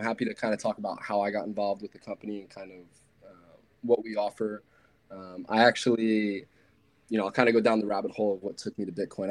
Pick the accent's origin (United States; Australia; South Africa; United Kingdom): United States; New York; I'm personally from New York